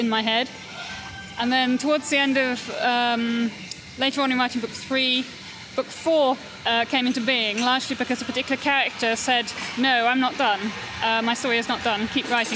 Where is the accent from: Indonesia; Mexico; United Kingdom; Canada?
United Kingdom; the Cotswolds, South West England; I come from the Cotswolds, which is a very beautiful part of England. Born and raised there